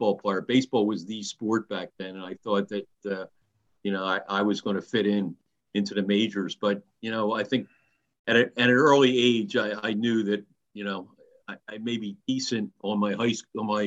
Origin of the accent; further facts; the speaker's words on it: Haddon Heights, New Jersey, United States; I grew up in Haddon Heights, New Jersey, a small town in South Jersey